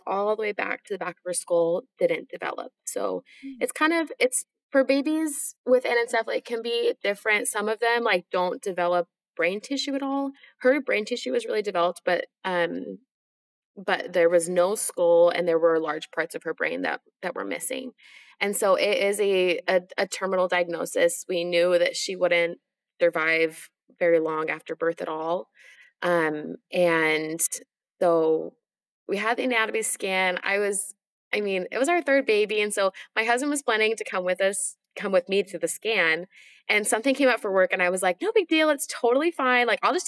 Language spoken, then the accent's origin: English; Washington, United States; also born or lived in Utah; now in Nashville, United States; I live in Nashville, Tennessee. I'm originally from Washington State, though.